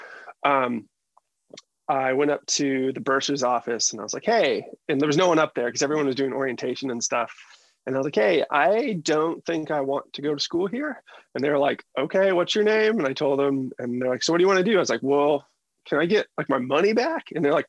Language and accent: English; Boston, Massachusetts, United States; also born or lived in Seattle, United States / Northern California, United States / Los Angeles, United States; So I ended up in Seattle, and then I moved around a ton as a kid. So I lived in Northern California. I also lived in LA before I came out to Boston. And I've called Boston home for like 30 years now.